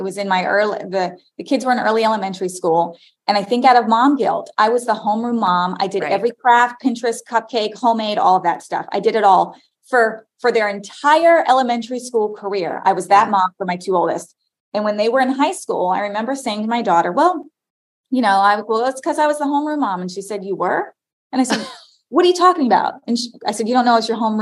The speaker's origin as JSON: {"language": "English", "region": "Florida", "country": "United States", "tie": "born or raised there", "said": "I grew up in Florida"}